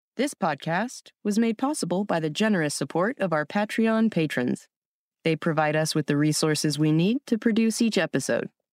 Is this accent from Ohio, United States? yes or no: no; San Diego, California, United States; growing up in San Diego